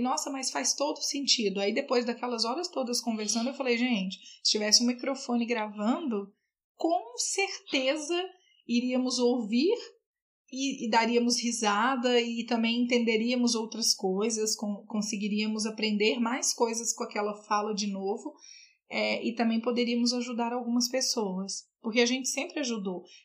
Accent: Patos de Minas, Minas Gerais, Brazil; moved away as an adult; now in Brasília, Brazil; eu sou de Patos de Minas. Eu moro aqui em Brasília há 12 anos

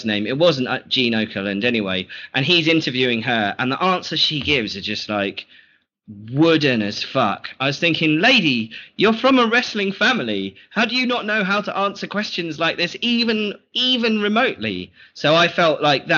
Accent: United Kingdom; As a British person

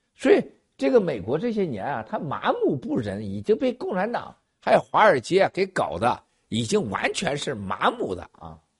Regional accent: Shandong, China; 咱们老家呀，山东老家

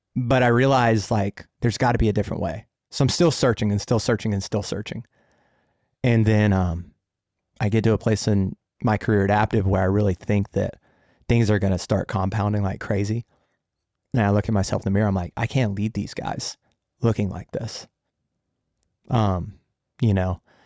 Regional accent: Jacksonville, United States; my hometown is Jacksonville

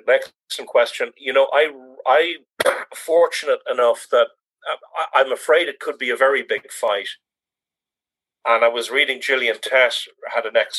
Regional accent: Ireland; as an Irish economist

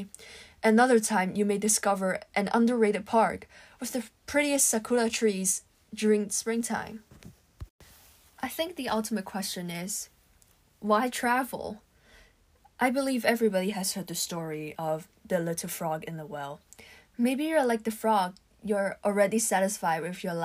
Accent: Hong Kong; Growing up in Hong Kong, it's common for families to travel outside the city during holiday breaks

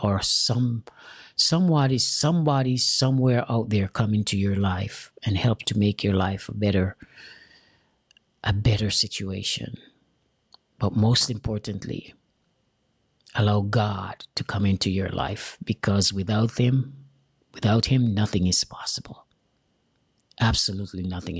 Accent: Jamaica; moved away; I'm an immigrant from Jamaica. I have an accent.

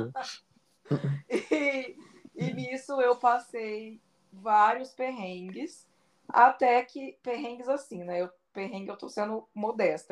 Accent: Barretos, São Paulo, Brazil; numa cidade perto de Barretos, que é a minha cidade natal

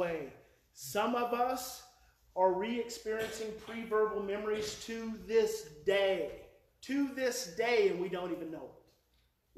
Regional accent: Oklahoma, United States; moved away; I'm from Oklahoma.

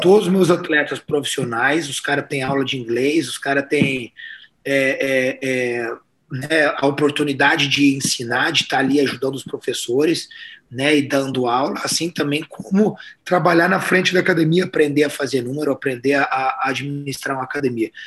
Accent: Pantanal, Brazil; Eu sou do Pantanal

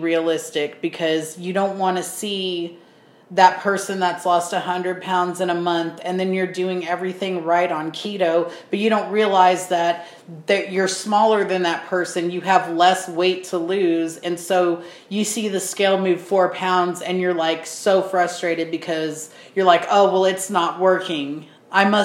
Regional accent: United States; we're American

